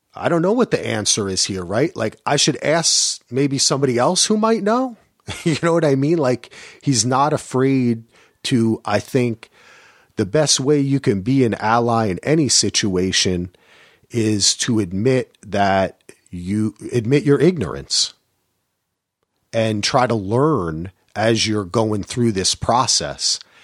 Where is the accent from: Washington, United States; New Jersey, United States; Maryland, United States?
New Jersey, United States; I grew up in Jersey